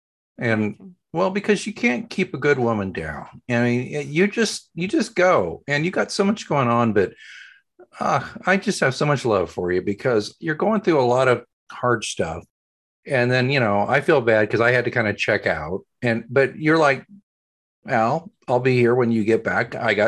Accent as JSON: {"language": "English", "region": "Oklahoma", "country": "United States", "said": "I'm from Oklahoma."}